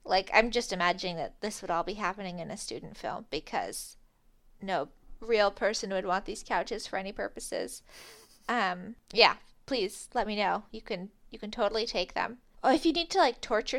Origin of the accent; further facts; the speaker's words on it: Vancouver, Washington, United States; in my hometown, this is more like the Fairhaven Fest than it is like Ski to Sea, but we had something called Sausage Fest in my school parking lot. If anybody has ever been to the Vancouver, Washington Sausage Fest